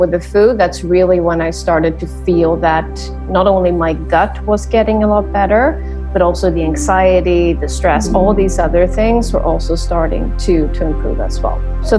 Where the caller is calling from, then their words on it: Sweden; Yes, so I am right now back in Sweden.